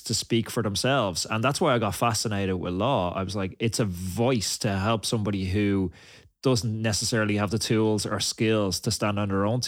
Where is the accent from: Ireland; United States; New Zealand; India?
Ireland; I grew up in Ireland and we had almost no cultural diversity in Ireland